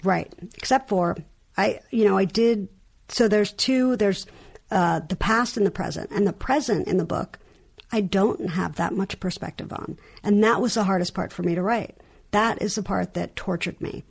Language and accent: English; New York, United States; accent: New York; my New York accent